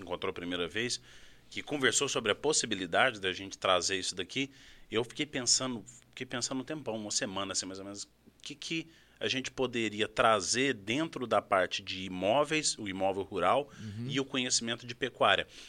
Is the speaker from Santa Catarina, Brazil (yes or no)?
no; Uberaba, Minas Gerais, Brazil; moved away; also born or lived in Araxá; eu vim de Minas Gerais, sou nascido em Araxá, mas morei minha vida toda em Uberaba, ali no Triângulo Mineiro